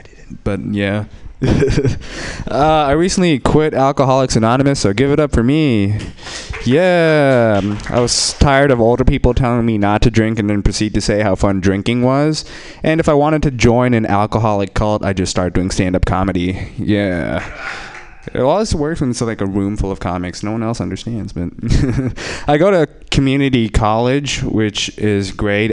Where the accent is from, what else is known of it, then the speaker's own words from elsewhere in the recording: Bay Area, California, United States; English is a second language; born and raised, no, raised in the Bay Area